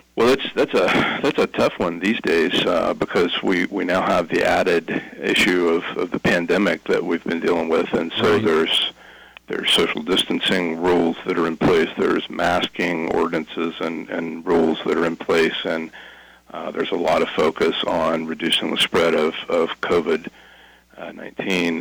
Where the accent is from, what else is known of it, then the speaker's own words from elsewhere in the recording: Albany, Ohio, United States; also born or lived in Nelsonville, Ohio; I'm a, a lifelong Athens County native. I was born in Nelsonville, uh, raised in Albany.